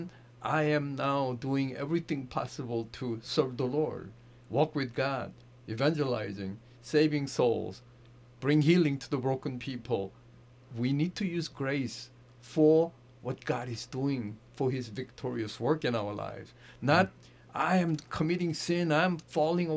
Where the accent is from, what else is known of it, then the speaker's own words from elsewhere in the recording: South Korea; also born or lived in Manhattan, New York; now in United States; I grew up in South Korea under the Buddhist home